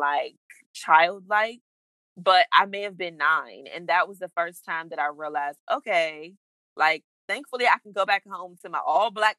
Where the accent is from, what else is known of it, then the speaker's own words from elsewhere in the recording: Prince George's County, Maryland, United States; I grew up in Prince George's County